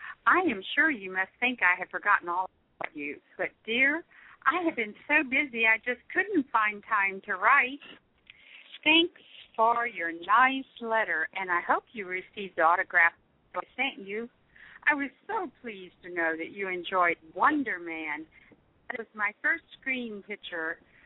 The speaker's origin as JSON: {"language": "English", "town": "Cincinnati", "region": "Ohio", "country": "United States", "tie": "born or raised there", "also_born_or_lived": "New York", "moved": "yes", "said": "I started dancing at 9 years old, back in my hometown, Cincinnati, Ohio, but later went to New York to study professionally."}